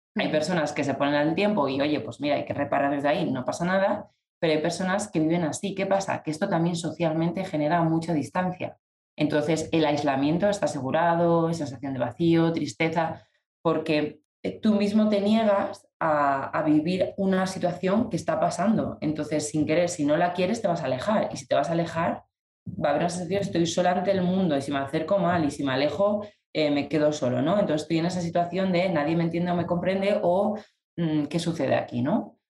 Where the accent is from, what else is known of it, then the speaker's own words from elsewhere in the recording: León, Castile and León, Spain; yo estaba en León, en mi tierra